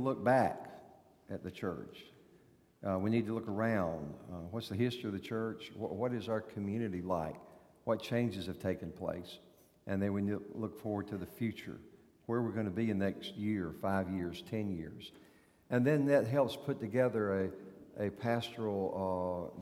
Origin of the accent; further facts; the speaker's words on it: North Carolina, United States; moved away; You know from my accent that I was born in North Carolina